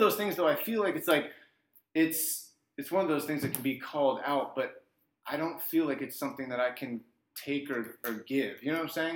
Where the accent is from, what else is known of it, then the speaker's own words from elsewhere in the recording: Arlington, Virginia, United States; also born or lived in Kansas; now in Washington, D.C., United States; I am inspired by my hometown, DC. I was born and raised here